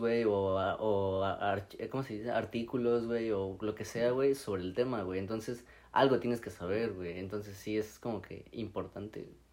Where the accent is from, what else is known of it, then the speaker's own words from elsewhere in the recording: Mexico; soy mexicano